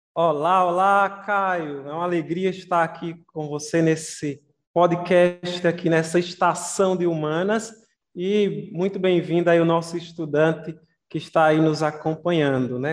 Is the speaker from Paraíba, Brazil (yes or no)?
yes; Campina Grande, Paraíba, Brazil; Campina Grande, eu sou de Campina Grande